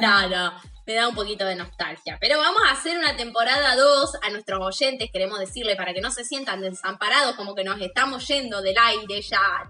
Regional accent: Santa Rosa, La Pampa, Argentina; moved away; Yo estoy en La Pampa, ¿no? En mi ciudad natal, en este momento

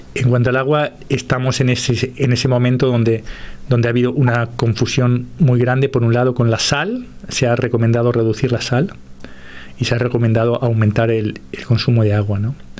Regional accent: Uruguay; moved away; yo como soy de origen uruguayo

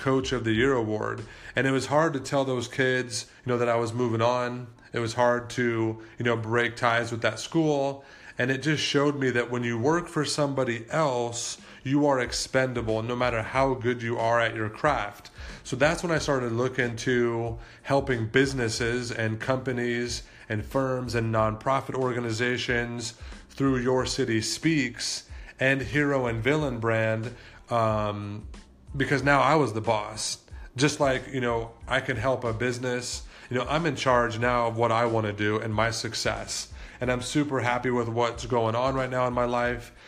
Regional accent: Las Vegas, Nevada, United States; I was born and raised here in Las Vegas

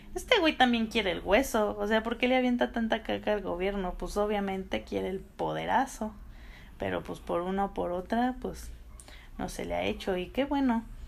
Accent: Aguascalientes, Mexico; mi pueblito de Aguascalientes y su gente

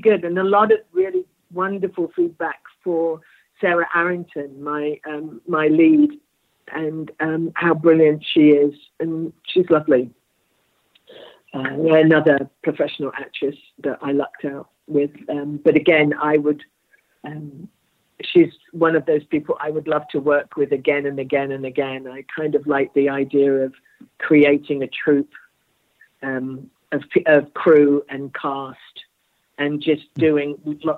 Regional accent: United Kingdom; I'm very British.

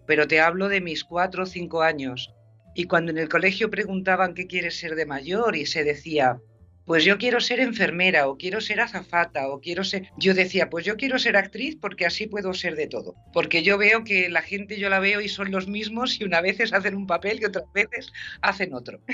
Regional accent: Spain; accent: Spanish from Spain; moved away as an adult; also born or lived in Madrid; now in California, United States; mi español de España, mi acento español.

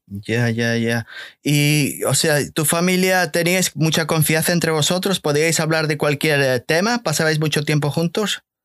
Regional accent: Galicia, Spain; yo soy gallego también

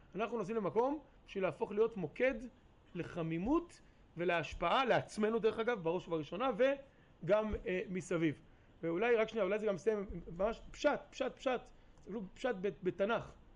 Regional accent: Ma'alot-Tarshiha, Northern District, Israel; also born or lived in New York, United States; now in Kfar Vradim, Israel; ההורים שלי הגיעו לפה למעלות בשנת תשמ"ב.

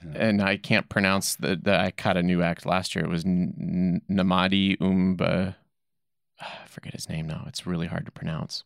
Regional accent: South Dakota, United States; now in Boise, United States; I'm originally from South Dakota

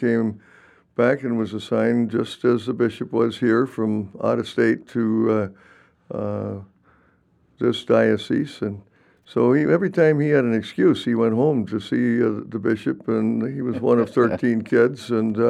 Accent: Owatonna, Minnesota, United States; moved away as an adult; also born or lived in Winona, Minnesota; now in Kansas, United States; I grew up in Owatonna, Minnesota, in the Winona-Rochester Diocese.

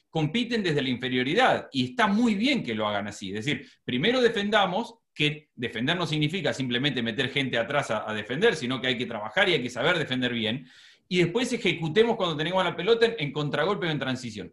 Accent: Argentina; moved away as an adult; also born or lived in Buenos Aires; now in United States; Como argentina

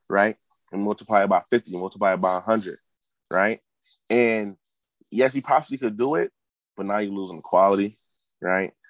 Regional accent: Hartford, Connecticut, United States; Born and raised in Hartford

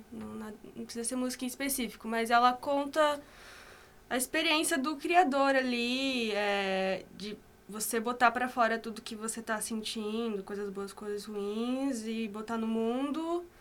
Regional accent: Assaí, Paraná, Brazil; also born or lived in Londrina; sou de Açaí, que é aqui perto, região metropolitana

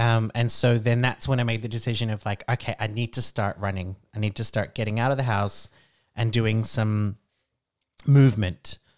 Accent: Brisbane, Queensland, Australia; moved away as an adult; now in Iceland; I grew up in Australia

